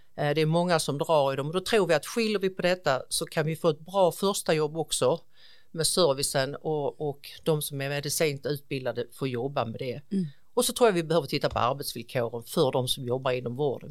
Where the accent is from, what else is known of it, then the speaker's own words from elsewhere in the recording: Ausås, Skåne, Sweden; jag är faktiskt född och uppvuxen här i kommunen i en liten, liten by som heter Ausås